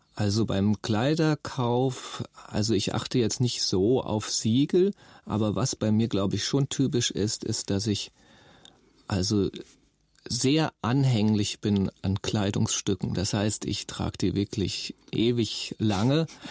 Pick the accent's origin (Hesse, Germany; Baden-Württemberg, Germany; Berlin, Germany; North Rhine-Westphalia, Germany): Hesse, Germany; Nauheim; also born or lived in Rüsselsheim; Ich bin 1968 geboren in Rüsselsheim und bin ganz in der Nähe in Nauheim geboren